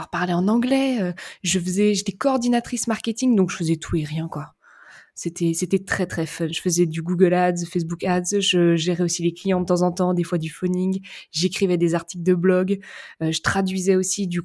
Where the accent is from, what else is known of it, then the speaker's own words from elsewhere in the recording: Saint-Jean-de-Monts, Pays de la Loire, France; moi, je suis née dans un petit bled en Vendée, à Saint-Jean-de-Mont précisément